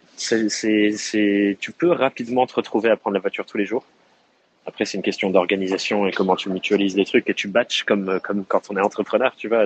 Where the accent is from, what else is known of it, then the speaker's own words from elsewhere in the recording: Dordogne, Nouvelle-Aquitaine, France; now in Corrèze, France; j'ai grandi en Dordogne, qui est juste à côté de la Corrèze